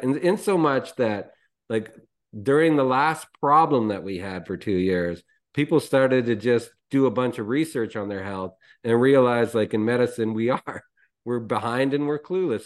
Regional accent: Canada; I'm Canadian

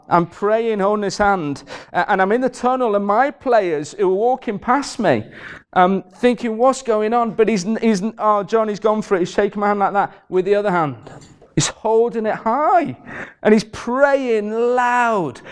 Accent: Carlisle, North West England, United Kingdom; I'm from Carlisle

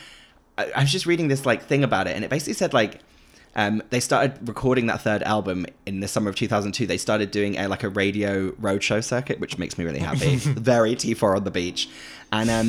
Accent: Great Yarmouth, East of England, United Kingdom; I'm from Great Yarmouth

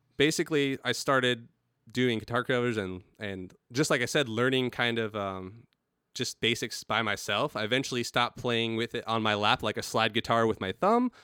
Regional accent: El Cajon, California, United States; also born or lived in La Mesa, California; was born in La Mesa and grew up in El Cajon, California

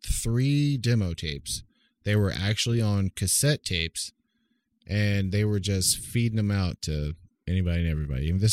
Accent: Oklahoma, United States; moved away; back when I grew up in Oklahoma

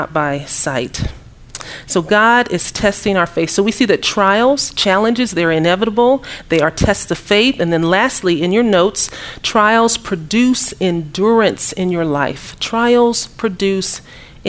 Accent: Kansas City, Missouri, United States; moved away as an adult; also born or lived in Dallas, Texas; I'm from Kansas City, Missouri.

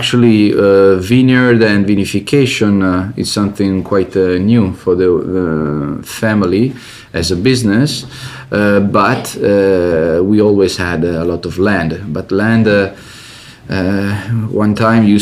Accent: Piedmont, Italy; I come from Italy, from Piemonte region, so northwest part of the country

